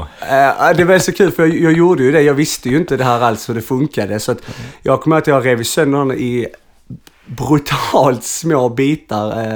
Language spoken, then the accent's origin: Swedish; Arlöv, Skåne, Sweden; also born or lived in Malmö; jag kommer egentligen från Arlöv